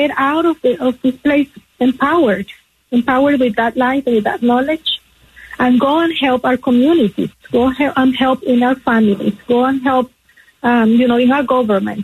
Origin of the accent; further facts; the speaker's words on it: Nicaragua; moved away; being from Latin America, I'm originally from Nicaragua